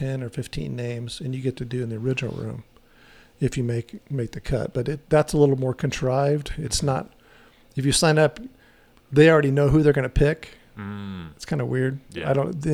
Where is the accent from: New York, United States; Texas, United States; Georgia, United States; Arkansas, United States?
Texas, United States; El Paso; moved away as an adult; also born or lived in Orange County, California; I grew up in El Paso. I lived there till 85